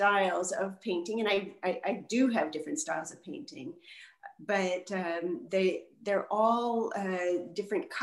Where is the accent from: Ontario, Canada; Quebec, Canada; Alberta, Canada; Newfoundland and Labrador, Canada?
Quebec, Canada; Montreal; I'm from Montreal, and I live about an hour north of the city now